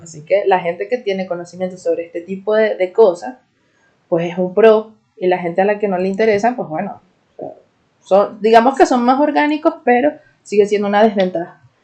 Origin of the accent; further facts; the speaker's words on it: Venezuela; soy una Jeda de Venezuela